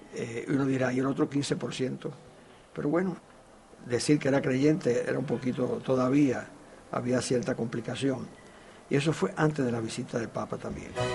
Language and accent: Spanish; El Cobre, Santiago de Cuba, Cuba; la Virgen es todo para nosotros, los cobreros